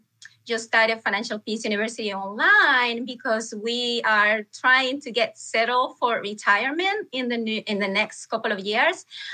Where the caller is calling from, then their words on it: Palmer, Alaska, United States; I'm calling from Palmer, Alaska.